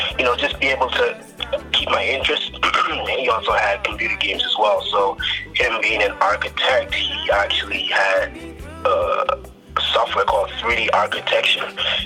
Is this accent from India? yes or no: no; Bahamas; moved away as an adult; now in United States; I'm living in the United States as of now, but I'm from the Bahamas. And I've been here in the United States for quite a while, since 2006 in college.